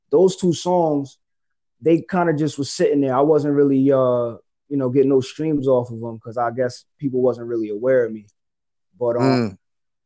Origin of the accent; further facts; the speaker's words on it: Nyack, New York, United States; I'm from Nyack, New York, so we call that the Yak for short